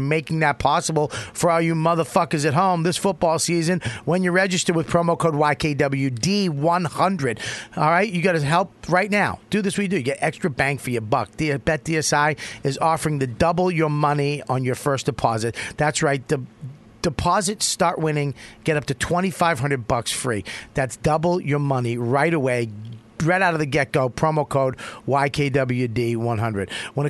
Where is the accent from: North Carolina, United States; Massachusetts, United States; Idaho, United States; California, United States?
Massachusetts, United States; Boston; I'm from Boston. I say media.